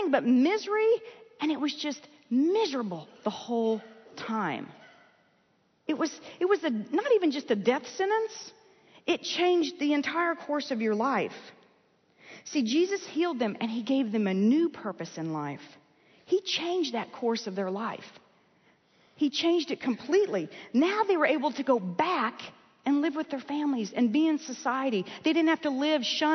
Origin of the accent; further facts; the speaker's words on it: Texas, United States; I was born in the United States. In fact, I got to Texas as quickly as I could. As soon as my parents wised up, we moved here